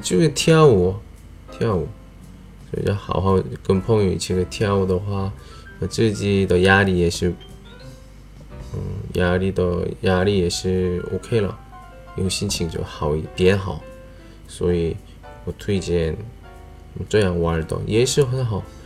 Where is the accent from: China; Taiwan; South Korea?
South Korea; 我是来自韩国外教